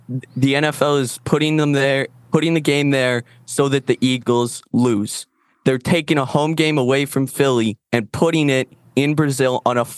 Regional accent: Canada; Yeah, I'm not even from Texas. I'm from Canada.

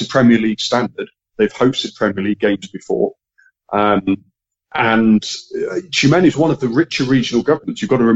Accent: Manchester, North West England, United Kingdom; moved away; I was born in England, born in Manchester.

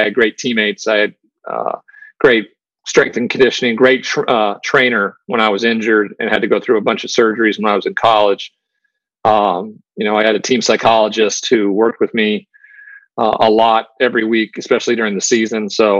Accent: Montana, United States; moved away as an adult; also born or lived in Washington State; growing up in Montana.

